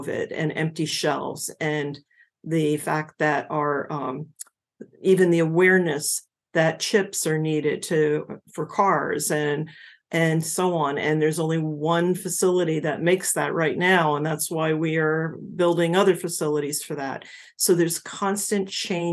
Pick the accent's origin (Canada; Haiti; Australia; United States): United States; New Jersey; moved away as an adult; I was from New Jersey